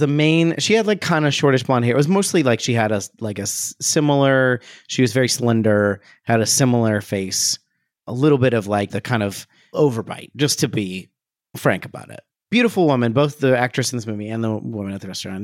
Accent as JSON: {"language": "English", "region": "Ohio", "country": "United States", "tie": "born or raised there", "said": "growing up in Ohio"}